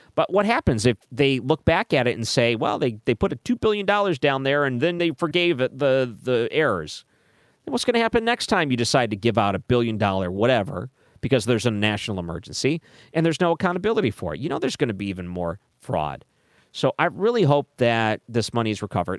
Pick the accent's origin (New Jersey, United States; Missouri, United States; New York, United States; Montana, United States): Missouri, United States; I come from Missouri